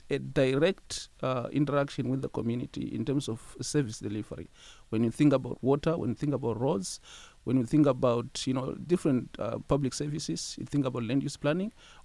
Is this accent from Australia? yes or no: no; Zimbabwe; moved away as an adult; now in London, Canada; I am from Zimbabwe. I came to Western as an international student